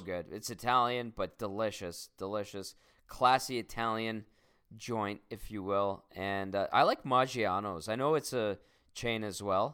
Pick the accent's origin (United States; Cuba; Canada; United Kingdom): Canada; being a Canadian because we don't have them here in Canada